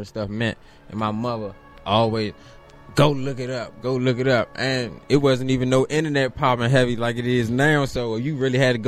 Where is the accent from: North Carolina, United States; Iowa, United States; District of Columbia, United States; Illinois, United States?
District of Columbia, United States; Washington; I'm born and raised in Washington, D.C.